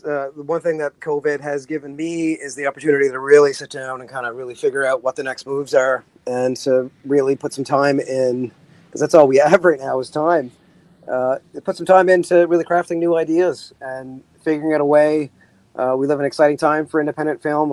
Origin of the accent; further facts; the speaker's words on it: Canada; as a Canadian